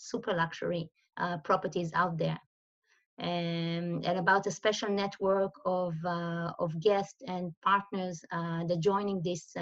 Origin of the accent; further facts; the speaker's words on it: Israel; moved away as an adult; also born or lived in Tel Aviv; now in Switzerland; I'm originally from Israel